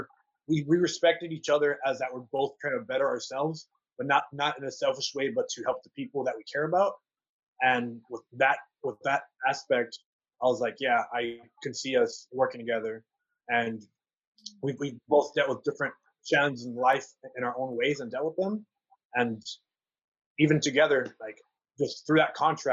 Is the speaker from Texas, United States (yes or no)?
yes; San Antonio, Texas, United States; now in Austin, United States; we're both from the city of San Antonio, born and raised. I was raised on the west side of San Antonio